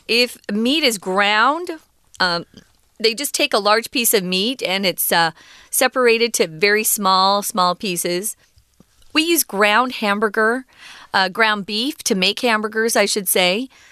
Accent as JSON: {"language": "English", "country": "United States", "tie": "born or raised there", "said": "growing up in America"}